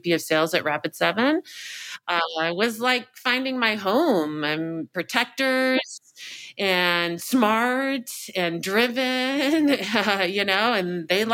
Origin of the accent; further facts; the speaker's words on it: Irvine, California, United States; moved away; I grew up in Orange County, California, specifically Irvine in my high school, college days